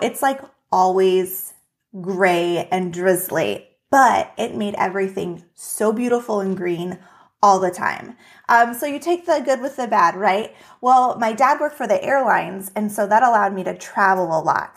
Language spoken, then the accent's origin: English; Juneau, Alaska, United States; now in Minnesota, United States; was born and raised in Juneau, Alaska